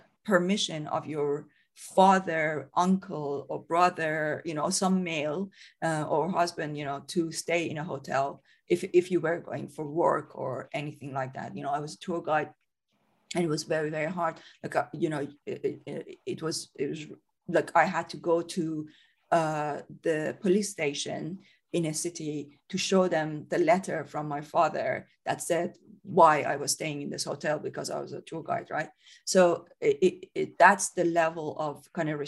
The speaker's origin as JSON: {"language": "English", "country": "Iran", "moved": "as an adult", "lives_now": "United Kingdom", "said": "I'm from Iran originally. So I came to the UK in 2005, came here as a student"}